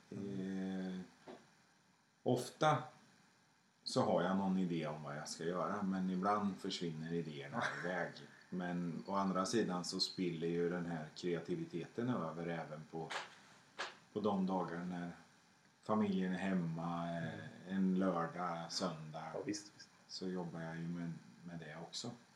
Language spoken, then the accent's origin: Swedish; Skänninge, Östergötland, Sweden; Jag växte upp i Skänninge på 70-talet